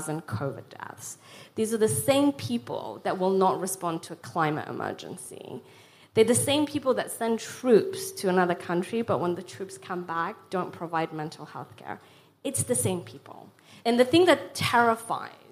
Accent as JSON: {"language": "English", "country": "Afghanistan", "tie": "born or raised there", "moved": "yes", "said": "I was born in Afghanistan, and my family left in 92 under very similar circumstances"}